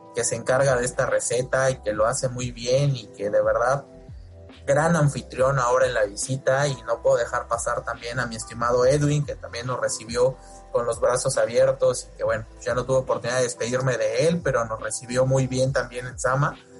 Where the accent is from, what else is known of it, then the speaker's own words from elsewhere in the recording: Yucatán, Mexico; yo soy yucateco